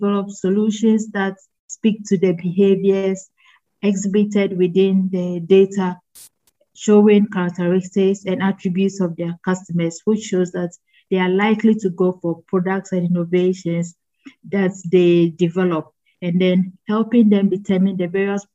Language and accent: English; Ghana; I am Ghanaian